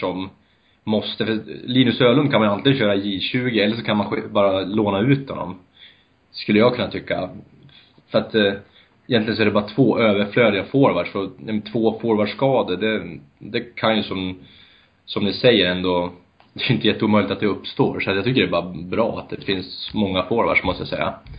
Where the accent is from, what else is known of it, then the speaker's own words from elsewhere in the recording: Bollnäs, Gävleborg County, Sweden; moved away; also born or lived in Örebro; Jag är ursprungligen från Bollnäs